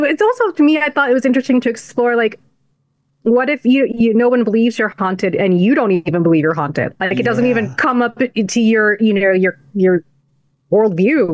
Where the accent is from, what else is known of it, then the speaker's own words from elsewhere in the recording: United States; also born or lived in El Paso; we were some of the first kids born here who are Desi